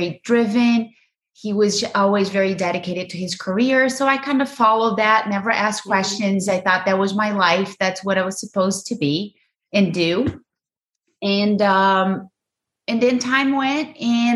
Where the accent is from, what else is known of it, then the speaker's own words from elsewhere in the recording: Brazil; English is a second language; moved away as an adult; now in United States; I grew up in Brazil, loving family